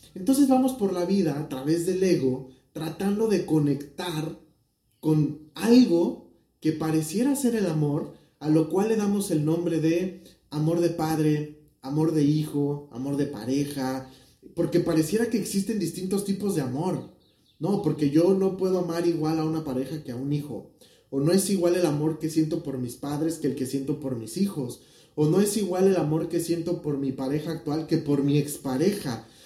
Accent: Mexico; México, de donde yo soy

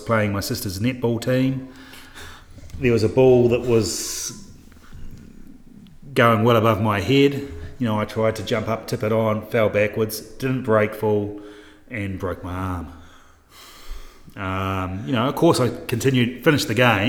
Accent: New Zealand; moved away as an adult; now in Townsville, Australia; I'm a New Zealander

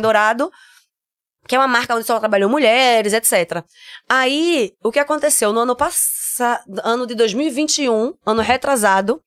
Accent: Recife, Pernambuco, Brazil; accent: nordestino; moved away as an adult; now in Germany; eu venho de Recife

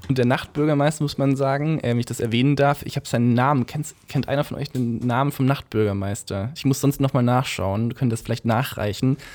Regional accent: Kirchheim unter Teck, Baden-Württemberg, Germany; accent: Swabian; moved away as an adult; also born or lived in Ludwigsburg; now in Berlin, Germany; ich komme aus Kirchheim, habe in Ludwigsburg lange studiert

